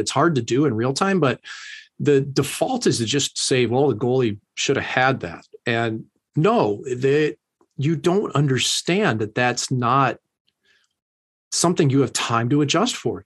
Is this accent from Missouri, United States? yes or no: yes; St. Louis, Missouri, United States; moved away; also born or lived in Las Vegas; my hometown in Saint Louis